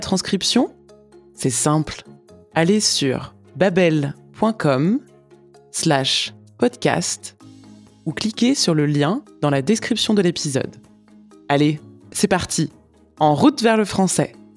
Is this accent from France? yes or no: yes; France; Je suis française